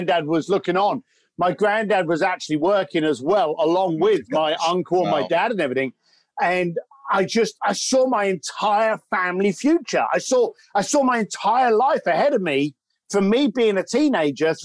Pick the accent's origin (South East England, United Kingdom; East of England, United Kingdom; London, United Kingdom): London, United Kingdom; I grew up in East London